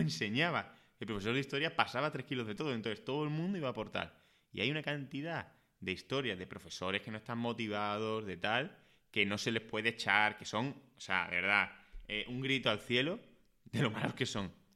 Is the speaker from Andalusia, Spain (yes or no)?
yes; Écija, Andalusia, Spain; now in Madrid, Spain; yo no soy de Madrid, yo soy de Écija, que es un pueblo de Sevilla